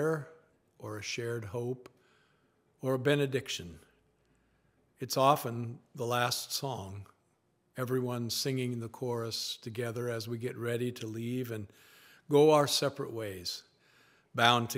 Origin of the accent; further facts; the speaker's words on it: Spokane, Washington, United States; growing up in Spokane, Washington